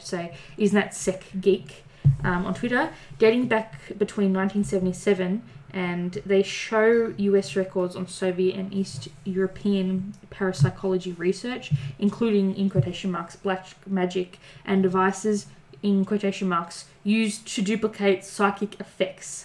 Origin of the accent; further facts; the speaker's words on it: Melbourne, Victoria, Australia; I'm from Melbourne.